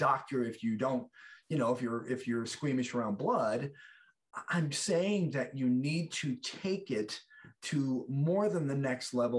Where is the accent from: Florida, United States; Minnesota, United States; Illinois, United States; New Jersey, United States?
Illinois, United States; Chicago; I grew up in the South Side of Chicago